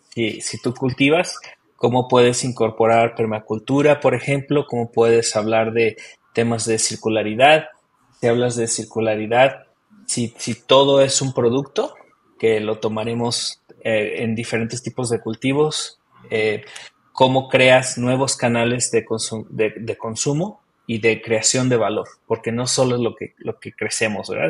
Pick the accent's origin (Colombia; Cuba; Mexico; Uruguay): Mexico; moved away as an adult; now in New Zealand; yo nací en México